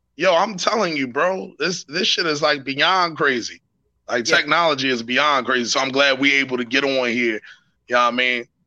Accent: Philadelphia, Pennsylvania, United States; I'm from West Philly

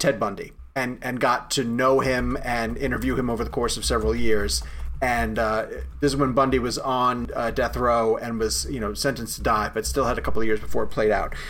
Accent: Massapequa Park, New York, United States; Massapequa Park, where I grew up on Long Island

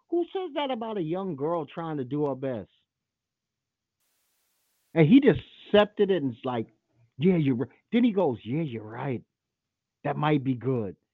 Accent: Trinidad & Tobago; No, I'm not from Jamaica. My wife's Australian out in a second. I'm from Trinidad, dumbass.

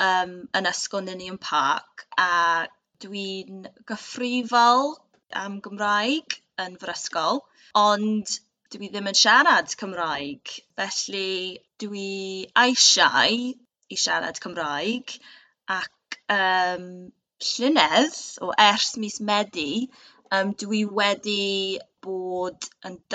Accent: Cardiff, Wales, United Kingdom; Welsh is a second language; dwi'n byw yng Nghaerdydd a dwi'n dod o Caerdydd um, hefyd.

